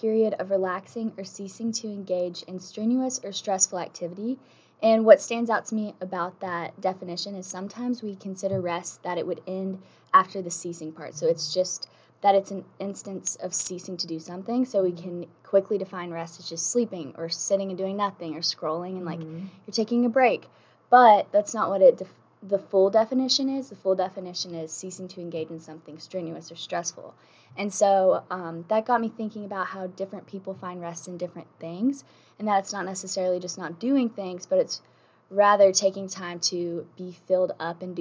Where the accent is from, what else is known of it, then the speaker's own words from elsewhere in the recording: Decatur, Alabama, United States; I'm from Decatur, Alabama.